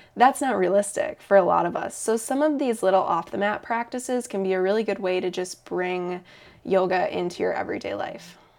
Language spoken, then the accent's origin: English; Eau Claire, Wisconsin, United States; also born or lived in Madison; I started working at that yoga studio in my hometown of Eau Claire.